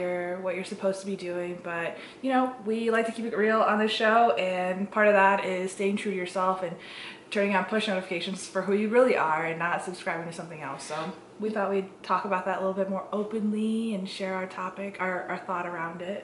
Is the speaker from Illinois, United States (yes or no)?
yes; Chicago, Illinois, United States; also born or lived in Kerala, India / Muncie, Indiana; I grew up in Chicagoland with, you know, all of my family members always around me